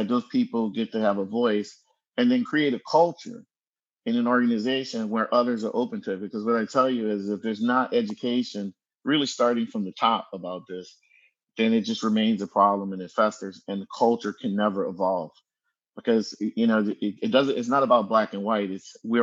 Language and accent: English; New Orleans, Louisiana, United States; now in Bay Area, United States; I'm from New Orleans, you know, in the 70s and 80s